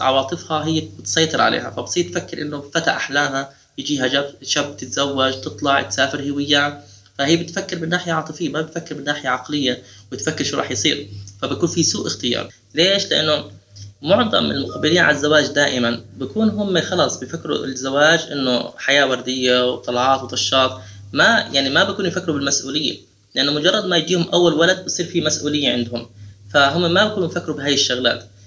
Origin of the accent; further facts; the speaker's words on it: Jordan; عندنا بالاردن